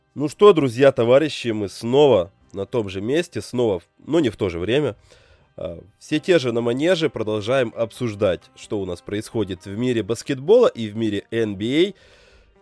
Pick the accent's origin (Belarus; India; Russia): Belarus